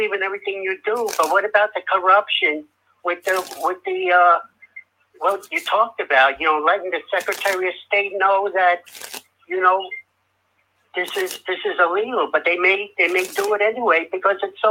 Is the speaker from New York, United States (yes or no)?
yes; New York City, New York, United States; I'm from Staten Island, New York.